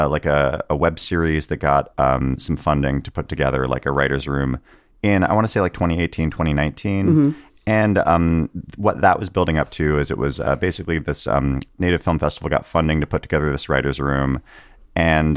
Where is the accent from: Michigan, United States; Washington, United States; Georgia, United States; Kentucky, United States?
Washington, United States; Tulalip Reservation; moved away as an adult; now in Los Angeles, United States; I grew up on the Tulalip Reservation, which is like 45 minutes north of Seattle on I-5